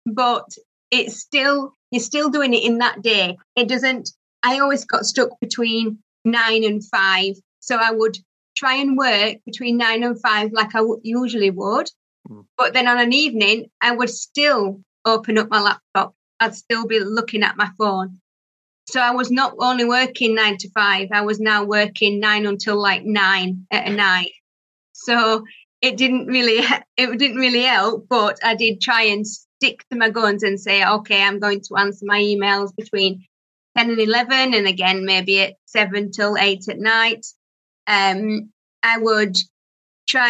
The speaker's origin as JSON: {"language": "English", "town": "Barnsley", "region": "Yorkshire and the Humber", "country": "United Kingdom", "tie": "born or raised there", "also_born_or_lived": "Doncaster", "accent": "Barnsley", "said": "born in Barnsley. So that's where my accent comes from."}